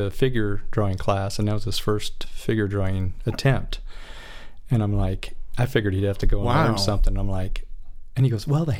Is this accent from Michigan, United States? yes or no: yes; Michigan, United States; now in California, United States; I'm from Michigan originally